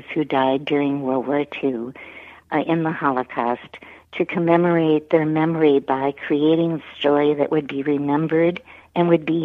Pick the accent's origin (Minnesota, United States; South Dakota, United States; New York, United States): Minnesota, United States; Saint Paul; moved away as an adult; now in Lancaster, United States; I grew up in the Twin Cities of Minnesota. I was born in St. Paul